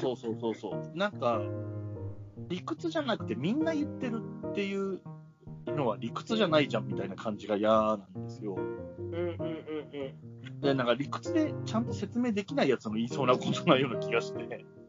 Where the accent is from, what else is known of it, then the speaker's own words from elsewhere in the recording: Yamanashi, Japan; now in Tokyo, Japan; 二人とも山梨県出身なんですけど